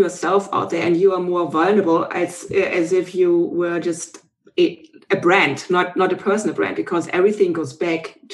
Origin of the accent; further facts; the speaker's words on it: Germany; moved away as an adult; now in Canada; originally, I'm from Germany. We now live in Canada. And in 2005, we came over